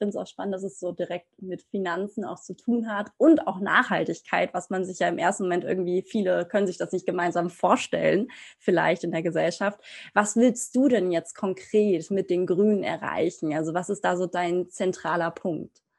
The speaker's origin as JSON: {"language": "German", "town": "Wiesbaden", "region": "Hesse", "country": "Germany", "said": "Ich komme aus Wiesbaden"}